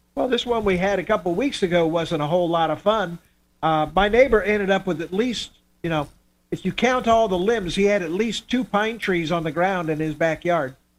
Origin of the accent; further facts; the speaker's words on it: Miami, Florida, United States; moved away; I grew up in Miami